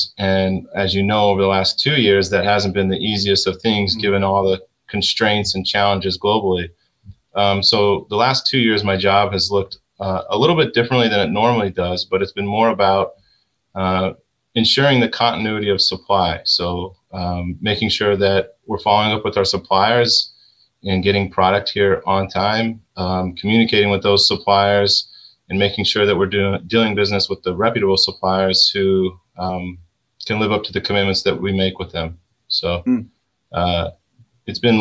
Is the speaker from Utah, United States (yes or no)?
yes; Salt Lake City, Utah, United States; moved away as an adult; now in Connecticut, United States; I'm originally born and raised in Salt Lake City, Utah